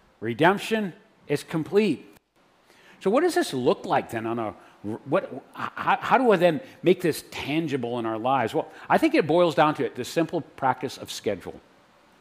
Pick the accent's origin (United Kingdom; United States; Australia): United States; New Hampshire; I'm from New Hampshire